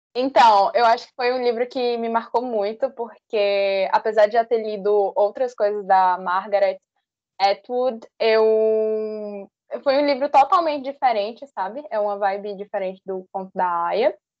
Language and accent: Portuguese; Northeasterners, Northeast Region, Brazil; somos nordestinos